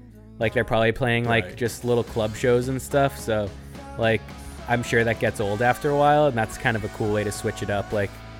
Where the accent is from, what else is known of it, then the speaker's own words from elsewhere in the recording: Washington, District of Columbia, United States; I grew up in the Washington, D.C. punk scene, and I love this sort of stuff.